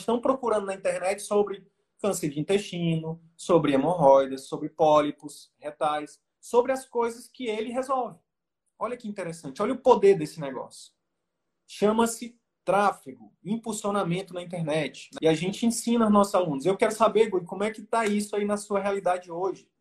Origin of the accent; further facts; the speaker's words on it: Northeast Region, Brazil; eu sou nordestino